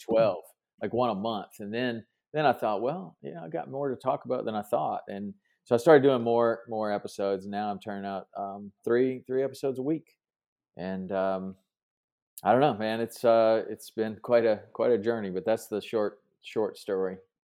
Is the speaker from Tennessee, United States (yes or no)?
yes; Tennessee, United States; I grew up in Tennessee